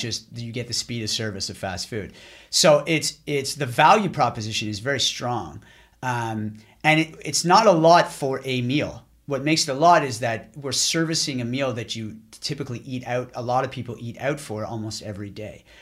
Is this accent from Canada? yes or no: yes; Ottawa, Ontario, Canada; moved away as an adult; also born or lived in Boston / Montreal; back to Ottawa, where I'm from